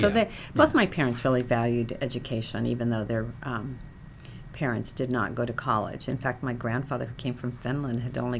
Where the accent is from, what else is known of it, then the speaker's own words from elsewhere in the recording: Echo, Oregon, United States; moved away as an adult; now in Los Angeles, United States; I was born in eastern Oregon near Pendleton. Uh-huh. So I grew up on a farm